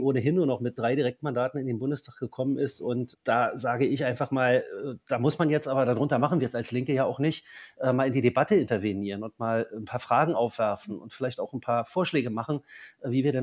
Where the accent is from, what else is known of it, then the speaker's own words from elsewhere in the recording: East Germany, Germany; Natürlich habe ich als Ostdeutscher vor allem aber auch die Erfahrung, wie von heute auf morgen alles ganz anders werden kann?